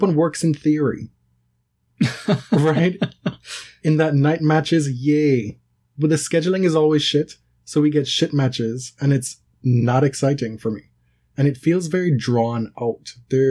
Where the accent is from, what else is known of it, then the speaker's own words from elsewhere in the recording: United Kingdom; born there; you know, I'm a British subject by birth.